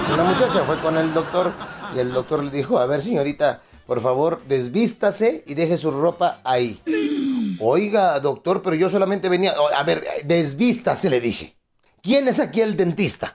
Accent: Acapulco, Guerrero, Mexico

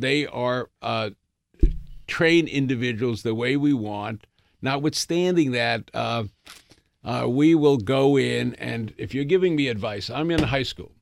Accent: New York City, New York, United States; I grew up in the Bronx

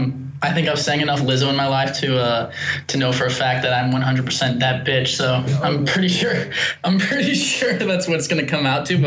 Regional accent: St. Louis, Missouri, United States; born or raised there

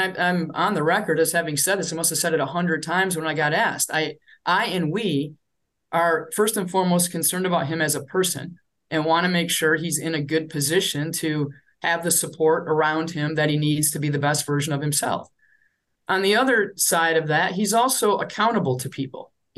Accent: Michigan, United States; now in Minnesota, United States; I grew up in Michigan.

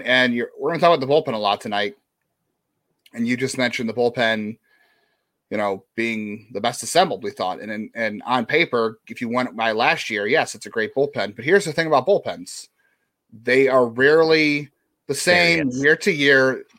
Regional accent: Michigan, United States; I was south of Detroit, but not south Detroit.

